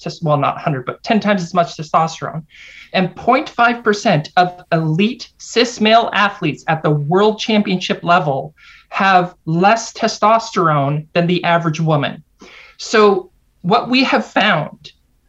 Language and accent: English; Canada; also born or lived in United States; I'm Canadian, even though I lived and taught at a university in the US for 7 years